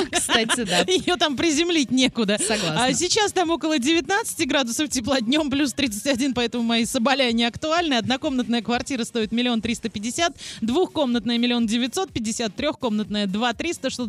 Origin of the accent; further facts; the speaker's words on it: Baku, Azerbaijan; Но я у себя на родине был, в Баку.